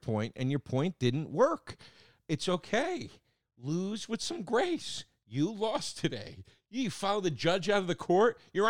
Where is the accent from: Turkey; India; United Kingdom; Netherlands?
United Kingdom; Scotland; I'm from Scotland, and I haven't actually tried any of these